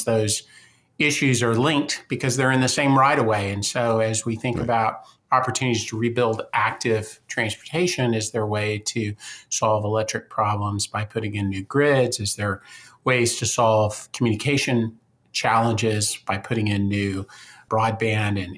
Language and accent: English; San Antonio and Austin, Central Texas, United States; also born or lived in Seattle, Washington; I grew up here in Central Texas in San Antonio and Austin